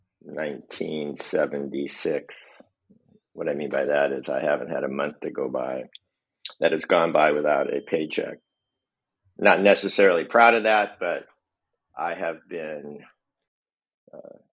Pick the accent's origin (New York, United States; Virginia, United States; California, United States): California, United States; Palos Verdes and Corona del Mar, Southern; moved away as an adult; also born or lived in Reno, Nevada / San Diego; I was born in Southern California in 1950, grew up in Palos Verdes and Corona del Mar